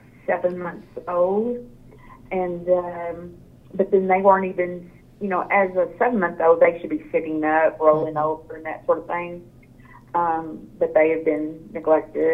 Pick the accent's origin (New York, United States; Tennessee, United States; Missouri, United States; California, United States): Missouri, United States; Caruthersville; I'm from Caruthersville, Missouri.